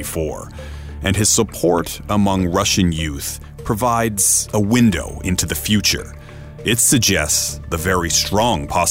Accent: Canada; now in Europe; As a Canadian correspondent based in Europe

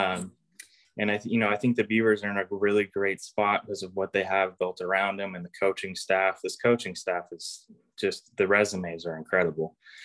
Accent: Corvallis, Oregon, United States; I grew up in Corvallis

